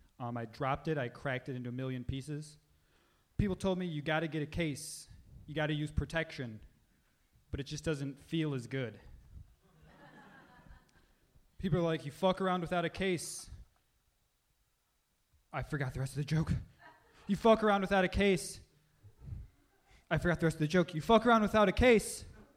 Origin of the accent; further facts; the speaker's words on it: Buffalo, New York, United States; Buffalo, New York.